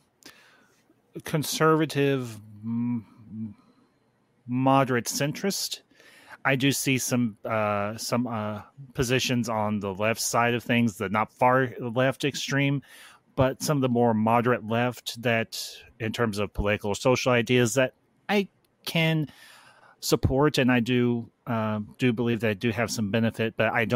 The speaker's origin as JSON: {"language": "English", "region": "Indiana", "country": "United States", "tie": "born or raised there", "accent": "Yankee", "said": "I was born and raised in Indiana. I have been here all my life"}